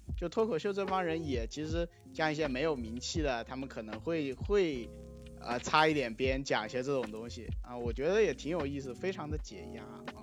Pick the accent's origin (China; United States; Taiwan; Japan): China; 我们中国人比较内敛